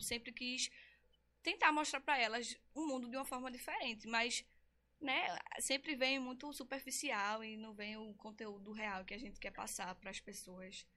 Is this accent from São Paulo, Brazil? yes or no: no; Recife, Pernambuco, Brazil; Eu nasci aqui em Recife mesmo, sou conterrânea